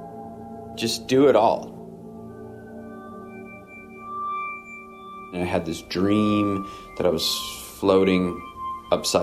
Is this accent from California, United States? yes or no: yes; Topanga, California, United States; I grew up on Topanga Beach in the late 60s, early 70s, or through the 70s, really